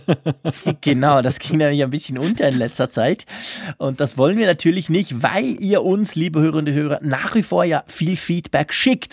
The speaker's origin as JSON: {"language": "German", "country": "Switzerland", "said": "bei uns in der Schweiz"}